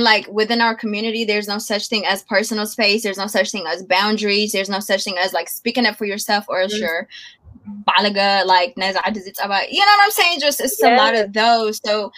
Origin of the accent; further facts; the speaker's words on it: Oakland, California, United States; I'm from the Bay. Oakland. I mean, you feel me? Oakland.